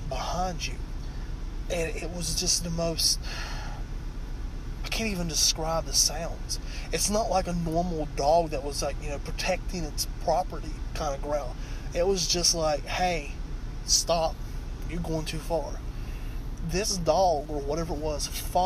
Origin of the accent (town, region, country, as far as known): Virginia, United States; born or raised there